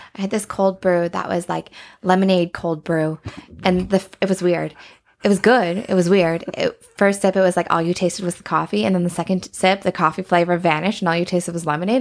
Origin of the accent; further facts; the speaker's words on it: Banff, Alberta, Canada; growing up in Banff